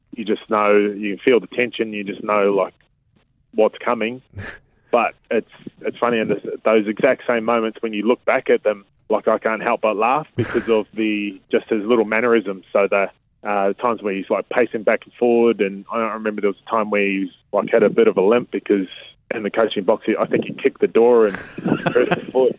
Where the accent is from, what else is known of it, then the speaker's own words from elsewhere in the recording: Hastings, Hawke's Bay, New Zealand; I grew up in a little place called Waipatu. It's it's in Hastings in, in Hawke's Bay